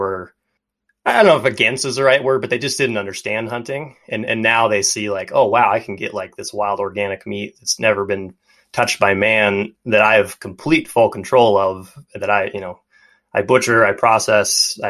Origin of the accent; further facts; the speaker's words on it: Montana, United States; growing up in Montana